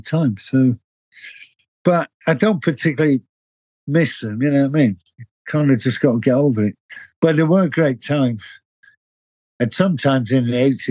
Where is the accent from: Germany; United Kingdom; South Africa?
United Kingdom; Manchester, North West England; moved away as an adult; now in London, United Kingdom; I was born in Manchester